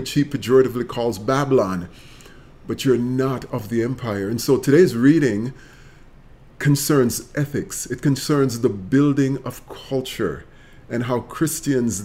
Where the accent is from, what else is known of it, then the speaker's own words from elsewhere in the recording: Jamaica; moved away as an adult; now in United States; Jamaica is the land of my birth, where I've lived my teenage years, my childhood years